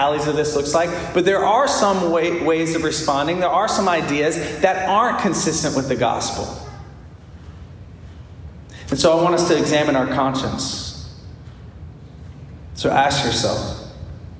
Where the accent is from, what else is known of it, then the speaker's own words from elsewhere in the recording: United States; being an American